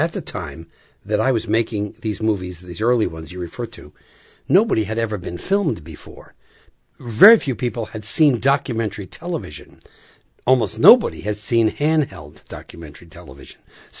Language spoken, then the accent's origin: English; New England, United States; And I was from New England. So I said, I'll go to New England.